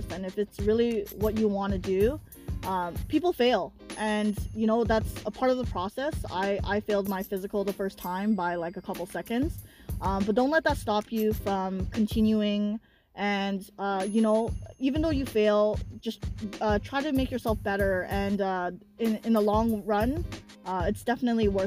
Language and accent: English; Drayden Fish, Ontario, Canada; I grew up in Drayden Fish just like Nancy did